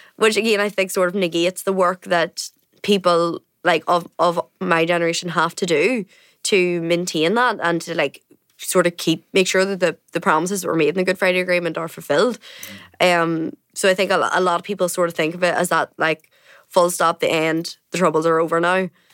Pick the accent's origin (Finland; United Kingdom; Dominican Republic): United Kingdom; Coalisland, County Tyrone, Northern Ireland; I'm from Cullinan, County Tyrone